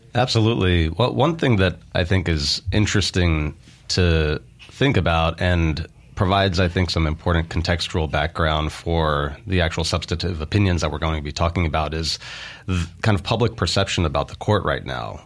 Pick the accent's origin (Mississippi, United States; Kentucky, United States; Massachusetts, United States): Mississippi, United States; Meridian; moved away as an adult; also born or lived in California / New York; I was born in Meridian, uh, grew up in Meridian